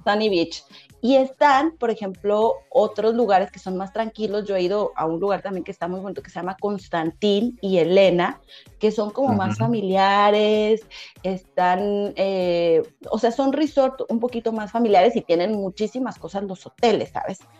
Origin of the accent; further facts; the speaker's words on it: Mexico; moved away as an adult; also born or lived in Cancún; now in Sofia, Bulgaria; yo soy morena, soy mexicana